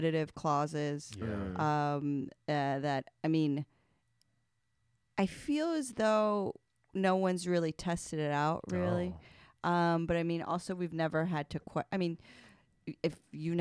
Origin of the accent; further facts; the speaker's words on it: United States; I'm an American